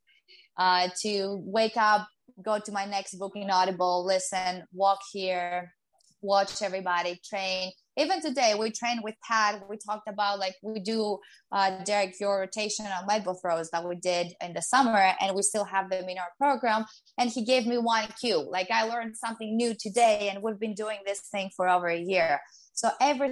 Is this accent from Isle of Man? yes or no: no; Greece; first language Greek; English is a second language; moved away as an adult; now in New York, United States; I had to think and translate from Greek to English